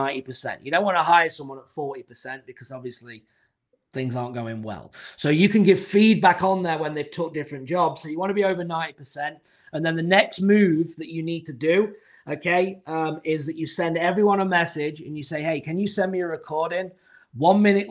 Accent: England, United Kingdom; I'm from England, so I speak decent English.

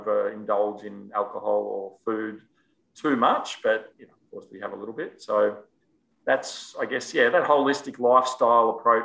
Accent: Melbourne, Victoria, Australia; moved away as an adult; now in Gold Coast, Australia; where I grew up in Melbourne was down in Bayside

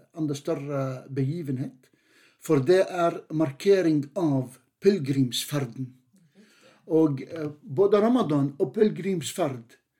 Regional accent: Jordan; now in Norway; jeg er definitivt den aller første jordaner.

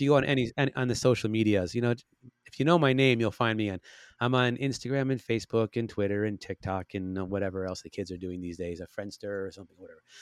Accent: Chicago, Illinois, United States; now in Los Angeles, United States; I'm from Chicago

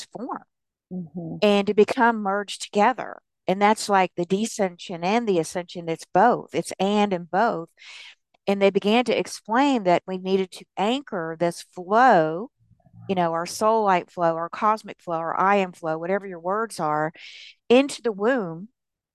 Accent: the South, United States; I was raised in the South

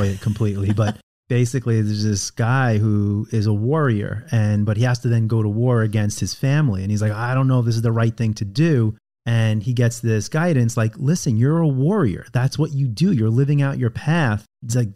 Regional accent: Long Island, New York, United States; moved away; also born or lived in California; I was raised in Long Island in a very Jewish community.

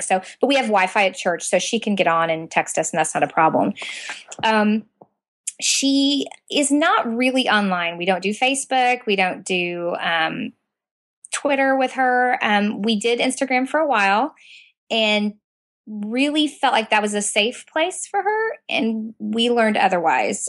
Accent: Southern Indiana, United States; moved away as an adult; now in Central Florida, United States; I was born and raised in Southern Indiana

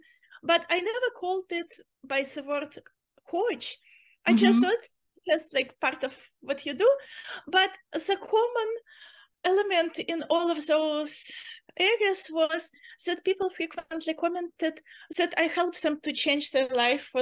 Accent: Uzbekistan; moved away as an adult; also born or lived in Nevada; now in Chico, United States; I'm originally from Uzbekistan

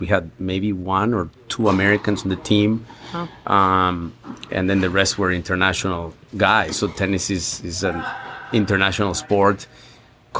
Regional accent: Mexico City, Mexico; moved away; I'm originally from Mexico City

